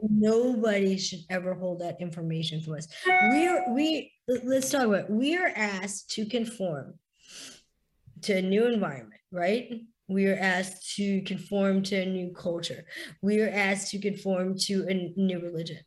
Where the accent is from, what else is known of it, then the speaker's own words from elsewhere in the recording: East Coast of the US, United States; also born or lived in India / the South (US) / the Midwest (US); I was adopted and raised by a beautiful family in the US. I am an Indian Jewish woman, which is I'm very diverse woman, extremely diverse woman. Like you said, I battled a lot. I grew up on the East Coast.